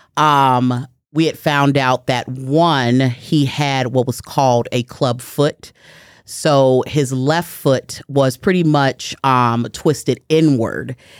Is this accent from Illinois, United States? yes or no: yes; Chicago, Illinois, United States; I am born and raised in Chicago, Illinois. I'm raised on the west side of Chicago